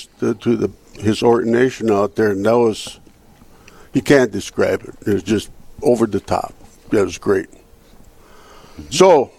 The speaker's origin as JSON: {"language": "English", "town": "Napoleon", "region": "North Dakota", "country": "United States", "tie": "born or raised there", "said": "I grew up in Napoleon, on a farm north of town."}